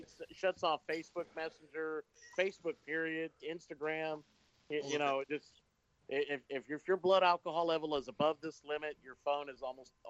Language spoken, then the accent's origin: English; Mission, Texas, United States; I'm way down here in Mission, Texas, which is right on the U.S.-Mexico border. Mm-hmm. If you've ever watched that show Live PD, that's my hometown.